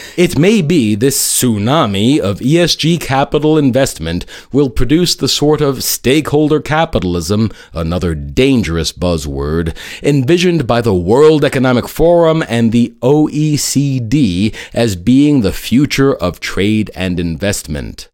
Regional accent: New York City, New York, United States; my hometown of New York City

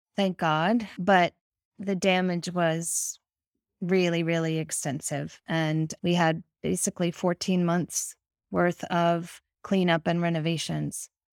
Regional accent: Connecticut, United States; also born or lived in New York City / New Hampshire / Massachusetts / West Virginia; now in Maine, United States; born in New York City and really grew up in Connecticut, have lived in New Hampshire, Massachusetts. I'm a New England girl through and through.

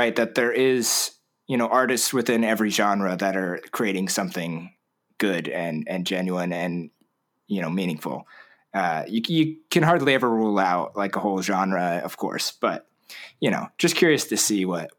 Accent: Orange County, California, United States; now in Seattle, United States; I'm located in, I just moved to Seattle not too long ago, but I'm from Orange County, which is, you probably know, about an hour and a half south of LA.

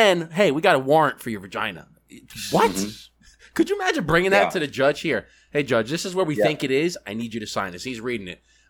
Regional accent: New York, United States; we're from New York

